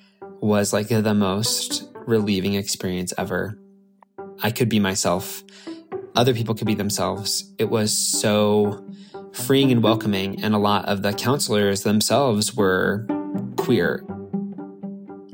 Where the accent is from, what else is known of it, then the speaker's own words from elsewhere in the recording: Nebraska, United States; As a little queer kid growing up in Nebraska